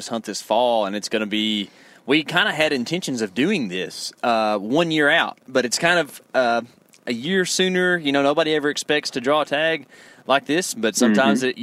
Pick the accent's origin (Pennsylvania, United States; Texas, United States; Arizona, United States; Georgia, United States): Texas, United States; us being from Texas